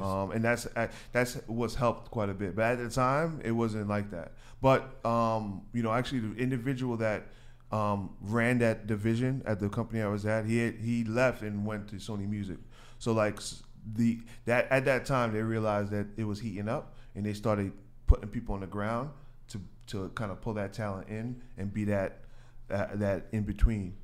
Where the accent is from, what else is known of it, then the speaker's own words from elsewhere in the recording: New York City, New York, United States; I'm Ha-, Haitian, but I'm from Queens